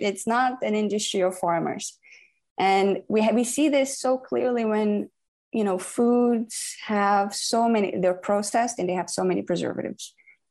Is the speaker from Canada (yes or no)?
no; Brazil; I'm from Brazil